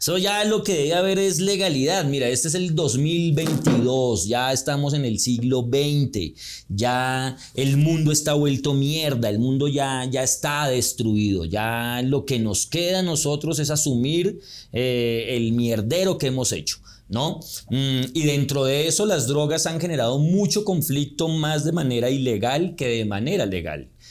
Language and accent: Spanish; Colombia